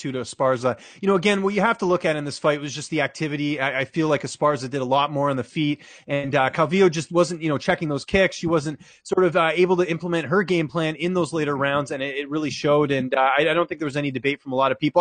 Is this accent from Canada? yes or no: yes; Canada; as a Canadian